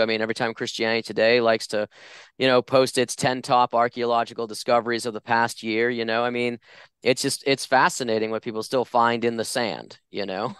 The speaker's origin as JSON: {"language": "English", "area": "just outside of Boston", "region": "Massachusetts", "country": "United States", "tie": "born or raised there", "moved": "as an adult", "lives_now": "Phoenix, United States", "said": "I grew up just outside of Boston, Massachusetts."}